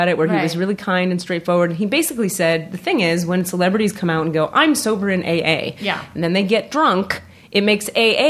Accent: Miami, Florida, United States; moved away as an adult; also born or lived in New York / Northern California; I'm from Miami, Florida.

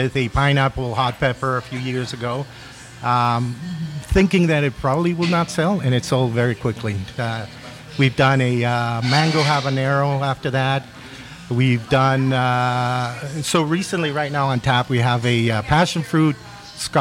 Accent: Colombia; now in Vancouver, Canada; we're both born in Colombia

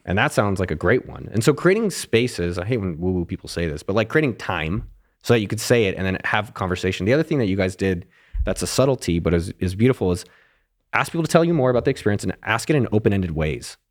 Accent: Silicon Valley, California, United States; I grew up in Silicon Valley.

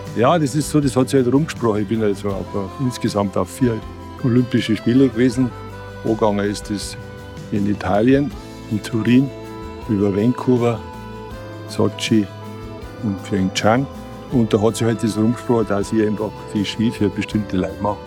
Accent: Schleching, Bavaria, Germany; Wenn ich da ins Schlechinger Tal reinschaue, dann fühle ich mich einfach wir daheim und in meiner Heimat

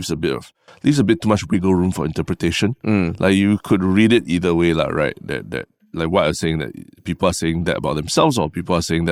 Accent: Singapore; When you say, I believe Singapore is ready, does it mean that you're saying that I am ready as a Singaporean, I am ready?

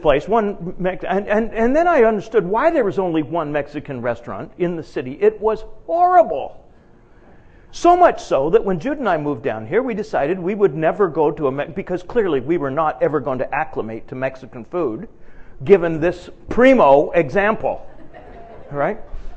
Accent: Edmonton, Alberta, Canada; moved away as an adult; now in United States; I'm from Canada

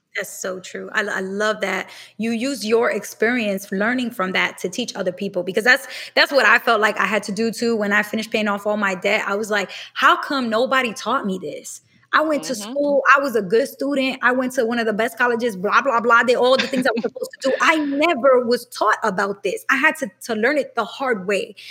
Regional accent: New York City, New York, United States; I grew up in Brooklyn in a neighborhood that was predominantly black and Latino

